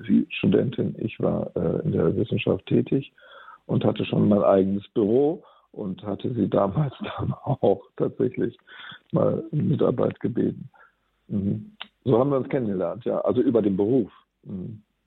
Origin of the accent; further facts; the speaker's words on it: Bremen, Germany; als ich als Jugendlicher und junger Erwachsener aufgewachsen bin in Bremen